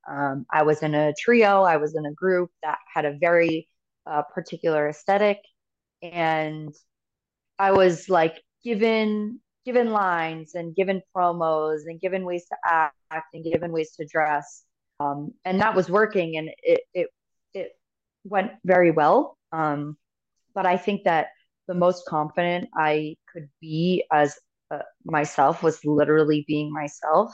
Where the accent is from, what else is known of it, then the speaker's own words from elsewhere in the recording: United States; I am American